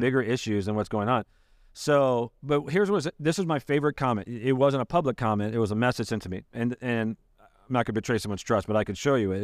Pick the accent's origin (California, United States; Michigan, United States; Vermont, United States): Michigan, United States; moved away as an adult; now in Ohio, United States; I grew up in Michigan, but, uh, I've been, I've lived here eighteen years